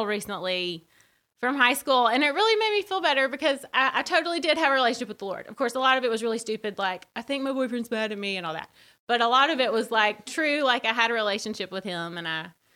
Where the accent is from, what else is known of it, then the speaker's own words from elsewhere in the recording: Birmingham, Alabama, United States; I grew up in Birmingham.